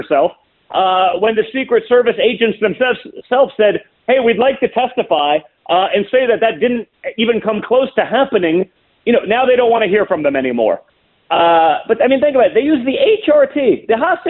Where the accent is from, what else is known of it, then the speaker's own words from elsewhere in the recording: New York, United States; moved away; I was from New York, even though I'm a lifelong conservative. I was from New York